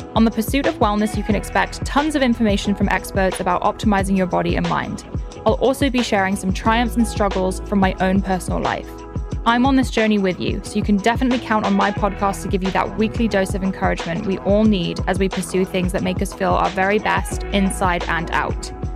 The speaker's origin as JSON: {"language": "English", "country": "Finland", "second_language": "English", "said": "I'm from Finland, so that's why I have kinda weird accent."}